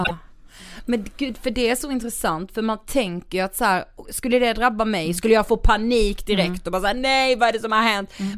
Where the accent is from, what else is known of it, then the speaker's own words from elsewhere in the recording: Karlshamn, Blekinge, Sweden; vi är ju från Karlshamn, Blekinge